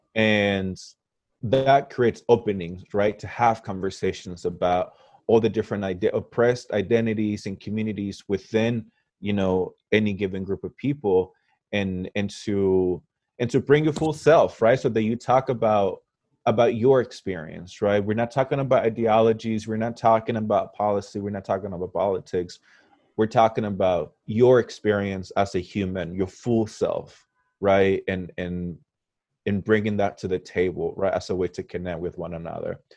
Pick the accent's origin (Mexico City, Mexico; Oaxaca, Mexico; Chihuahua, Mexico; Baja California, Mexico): Chihuahua, Mexico; Parral; moved away; also born or lived in Ulysses, Kansas, United States; Parral, where I grew up, I, I really grew up with the mentality of being a small town guy. But then I moved from Parral to Ulysses Kansas